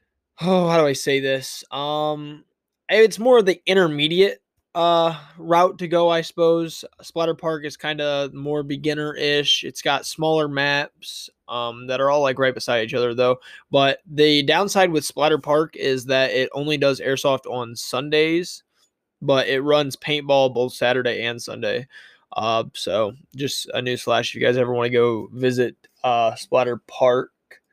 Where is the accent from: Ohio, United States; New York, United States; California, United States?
Ohio, United States; I'm from Ohio